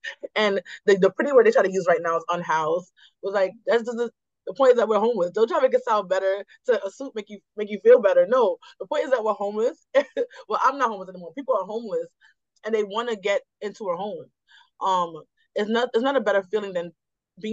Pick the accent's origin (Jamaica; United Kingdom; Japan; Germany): Jamaica; now in New York, United States; I'm Jamaican.